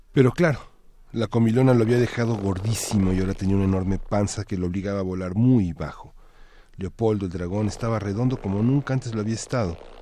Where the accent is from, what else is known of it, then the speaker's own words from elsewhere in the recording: Mexico; como mexicanos